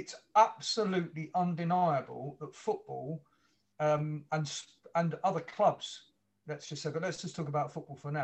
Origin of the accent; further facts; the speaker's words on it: London, United Kingdom; moved away as an adult; also born or lived in Earlsfield / Brighton; I haven't lived where I was born for 38 years, you know, where I was brought up in Wimbledon Park.